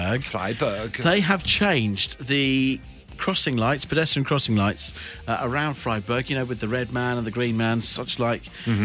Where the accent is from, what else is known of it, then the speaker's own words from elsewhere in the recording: Eastbourne, South East England, United Kingdom; My hometown of Eastbourne